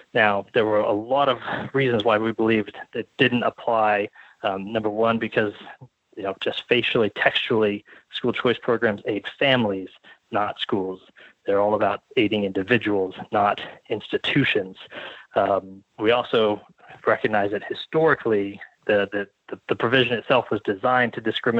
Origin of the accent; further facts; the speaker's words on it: Arizona, United States; my home state of Arizona